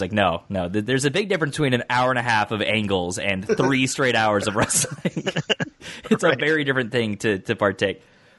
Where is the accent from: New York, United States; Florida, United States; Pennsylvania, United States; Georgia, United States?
Georgia, United States; Atlanta; a fellow Atlanta native like myself